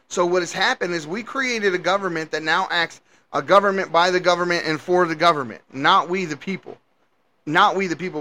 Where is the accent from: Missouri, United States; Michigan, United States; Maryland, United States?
Maryland, United States; Baltimore; moved away as an adult; also born or lived in Washington, D.C.; I'm from Baltimore. I've I spent my whole younger life, the first 18 plus years of my life, running around D.C. and Baltimore City and so forth